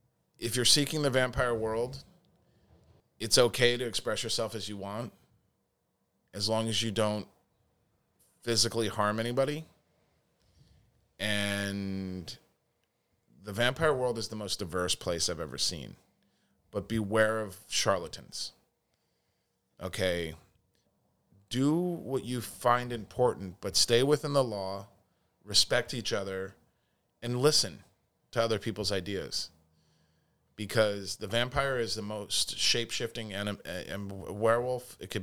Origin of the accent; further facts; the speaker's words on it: California, United States; accent: Southern California; I bid you welcome to Salem the Podcast with my Southern California accent.